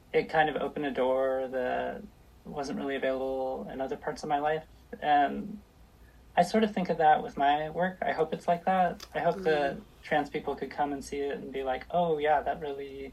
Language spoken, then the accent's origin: English; Los Angeles, California, United States; now in Portland, United States; I grew up